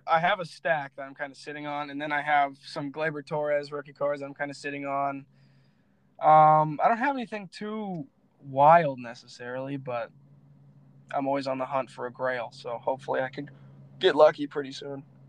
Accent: Florida, United States; also born or lived in Lansing, Michigan; I'm a Florida boy at heart

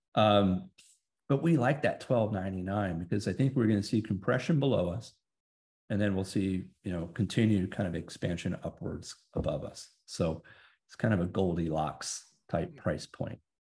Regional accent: Texas, United States; I'm a big country music fan growing up in Texas

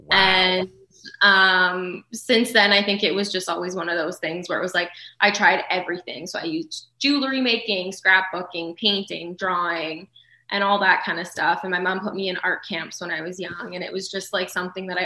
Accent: Thunder Bay, Ontario, Canada; I am. Yes.

